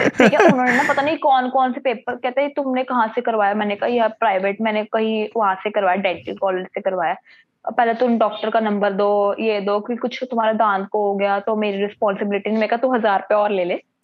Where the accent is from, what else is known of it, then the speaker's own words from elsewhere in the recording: Patiala, Punjab, India; तो मैं तो पटियाला से हूँ